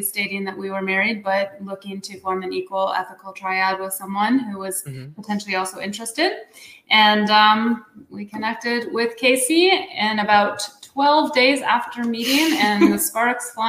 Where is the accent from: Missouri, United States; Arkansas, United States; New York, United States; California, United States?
Missouri, United States; Kansas City; now in Colorado Springs, United States; I'm from Kansas City, Missouri